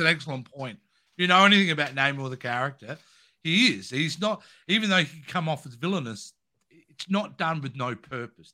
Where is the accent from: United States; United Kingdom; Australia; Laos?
Australia; as an Australian